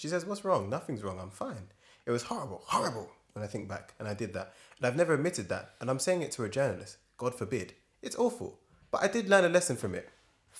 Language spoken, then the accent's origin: English; Northern Ireland, United Kingdom; And I come from a society. I grew up in Northern Ireland in the Troubles and that, you know.